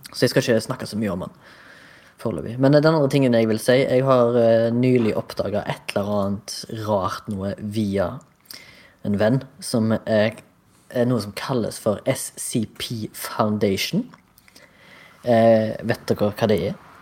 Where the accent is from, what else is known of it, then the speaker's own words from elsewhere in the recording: Haugesund, Rogaland, Norway; moved away as an adult; I dag representerer hjembyen min fra hjembyen min.